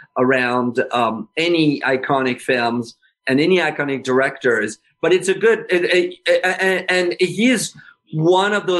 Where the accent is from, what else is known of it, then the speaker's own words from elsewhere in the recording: France; moved away; I was growing up in France